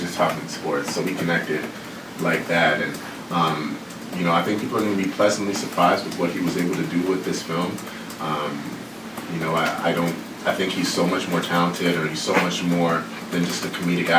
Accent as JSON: {"language": "English", "country": "Canada", "said": "being Canadian"}